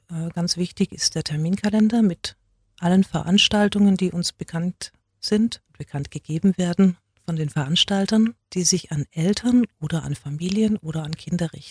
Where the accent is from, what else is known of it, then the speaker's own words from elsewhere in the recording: Baden-Württemberg, Germany; Ich bin zwar in Nollen geboren, aber ich habe Schwäbisch von meinen Nachbarskindern gelernt. Und zu Hause durfte ich es nicht sprechen. Das heißt, ich war wirklich zweisprachig.